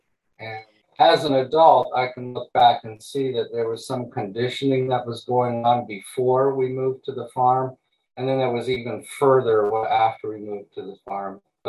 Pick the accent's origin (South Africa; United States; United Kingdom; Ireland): United States; East Coast; I do. I grew up on the East Coast, but my wife was making a major change just in 2017.